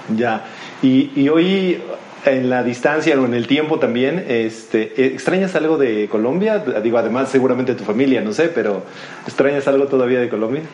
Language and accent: Spanish; Mexico; yo como mexicano